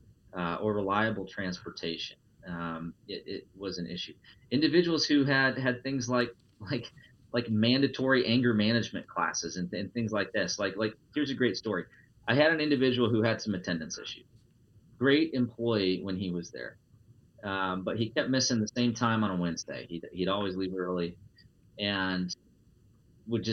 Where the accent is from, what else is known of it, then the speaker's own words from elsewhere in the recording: Iowa, United States; I'm a straight white male born and raised in Iowa